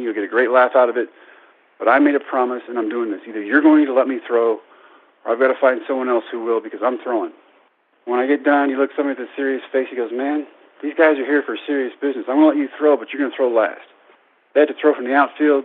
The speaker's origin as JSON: {"language": "English", "town": "Brownwood", "region": "Texas", "country": "United States", "tie": "born or raised there", "said": "my hometown of Brownwood at Howard Payne University"}